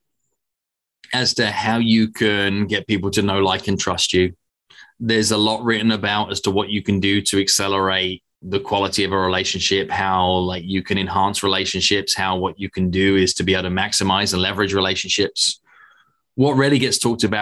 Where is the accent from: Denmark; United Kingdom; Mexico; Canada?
United Kingdom; England; moved away; also born or lived in United States; I'm a British American now as well.